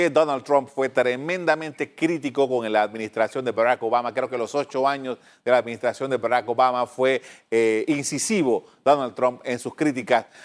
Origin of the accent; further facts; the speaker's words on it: Panama; de lo que nosotros deberíamos en Panamá, nosotros como panameños, tomar en consideración de ahora en adelante con esta toma de posesión.